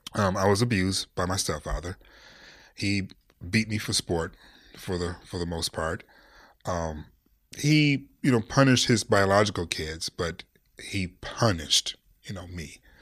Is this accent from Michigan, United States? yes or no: yes; Detroit, Michigan, United States; now in Los Angeles, United States; I'm from Detroit, Cass Tech